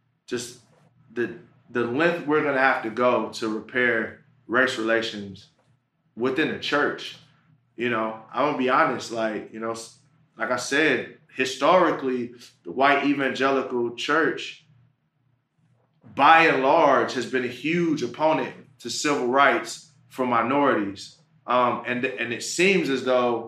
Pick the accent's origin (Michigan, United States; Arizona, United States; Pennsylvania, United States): Michigan, United States; Pontiac; I'm from Pontiac, Michigan. That's right out of Detroit.